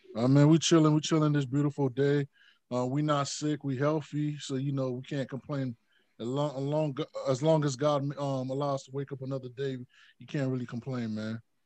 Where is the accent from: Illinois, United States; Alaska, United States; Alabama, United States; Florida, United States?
Florida, United States; I'm from the South